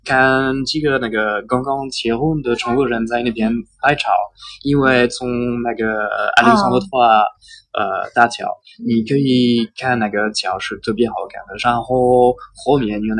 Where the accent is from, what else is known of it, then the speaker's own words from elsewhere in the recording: Paris, Île-de-France, France; Chinese is a second language; moved away as an adult; now in China; 我在巴黎附近出生的，然后在巴黎中心巴黎社区生活的。